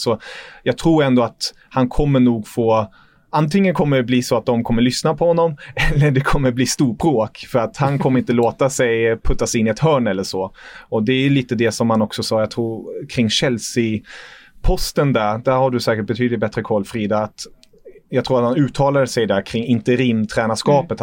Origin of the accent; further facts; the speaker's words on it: Germany; moved away; som tyskar